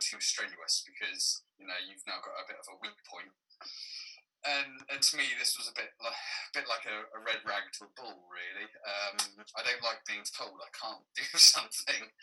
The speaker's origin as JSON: {"language": "English", "area": "Cornwall", "region": "South West England", "country": "United Kingdom", "tie": "born or raised there", "said": "growing up in Cornwall, very, very far southwest of Cornwall"}